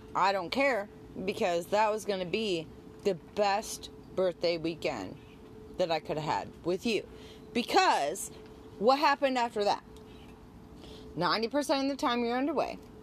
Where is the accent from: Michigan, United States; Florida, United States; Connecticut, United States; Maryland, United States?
Michigan, United States; Detroit; because I'm from Detroit, so my only team is the Tigers